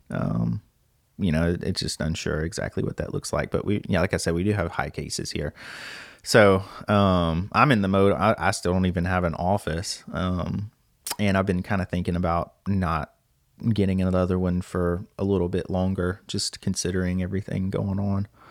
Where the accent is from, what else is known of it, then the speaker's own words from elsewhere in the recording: Lake Charles, Louisiana, United States; I'm from Lake Charles, Louisiana